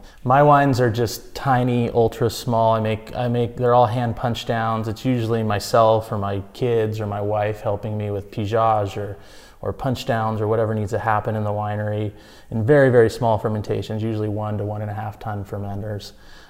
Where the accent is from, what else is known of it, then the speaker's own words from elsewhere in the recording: Santa Barbara, California, United States; also born or lived in Davis, California / Santa Ynez, California; I was born and raised in Santa Barbara